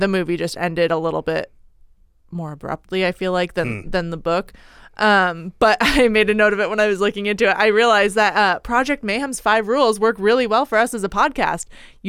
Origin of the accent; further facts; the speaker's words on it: Oregon, United States; Born and raised in Oregon. Don't know where I got that accent.